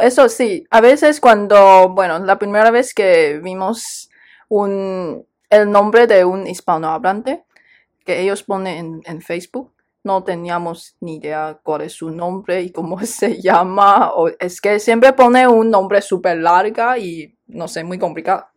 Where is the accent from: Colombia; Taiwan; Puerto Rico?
Taiwan; aquí hablamos taiwanés y chino